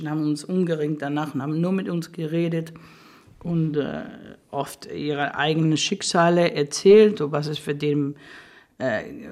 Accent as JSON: {"language": "German", "country": "Spain", "tie": "born or raised there", "second_language": "German", "said": "dass wir groß geworden sind in Spanien, in der Zeit von Franco, es war eine Diktatur"}